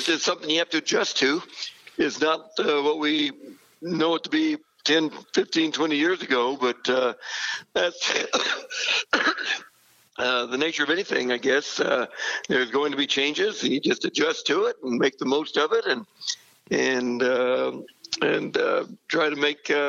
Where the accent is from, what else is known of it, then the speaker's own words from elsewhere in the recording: Silver Lake, Kansas, United States; Yeah, kind of three brothers that still live in that area, and all the nephews and nieces, and it was an ideal, you know, growing up opportunity.